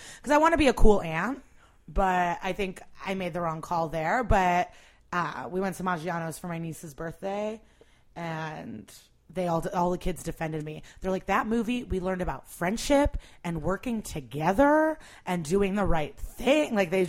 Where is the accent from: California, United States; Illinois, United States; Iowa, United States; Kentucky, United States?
Illinois, United States; Skokie; also born or lived in Russia / Rogers Park; No, I was born in Russia. We lived, and then we moved to Rogers Park. And then we, like 2 years later, moved to Skokie.